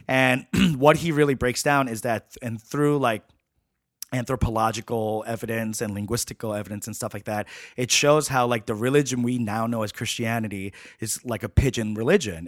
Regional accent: New York City, New York, United States; I grew up in Flushing, Queens

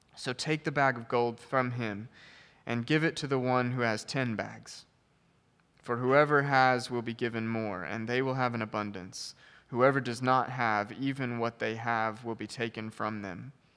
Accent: United States; as an American

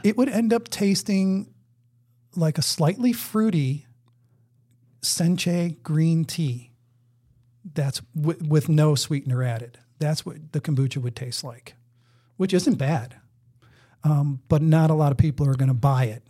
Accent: Buffalo, New York, United States; now in Maryland, United States; I'm from Buffalo. S, when I was growing up, going to grade school, I made maple syrup.

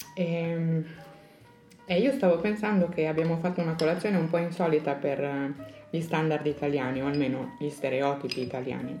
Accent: Pordenone, Friuli-Venezia Giulia, Italy; sono di Pordenone e quindi sono molto più a nord.

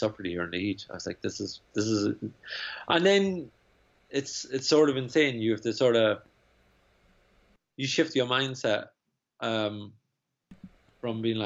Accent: Ireland; now in New York, United States; I'm a very pasty, white, fair-haired Irishman

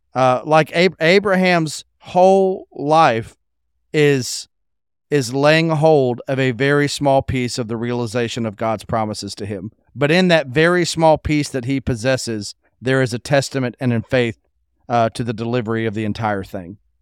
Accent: United States; growing up in America

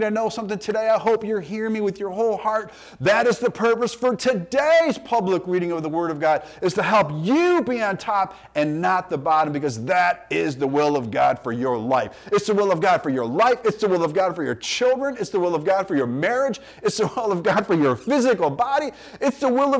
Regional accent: United States; us as American Christians

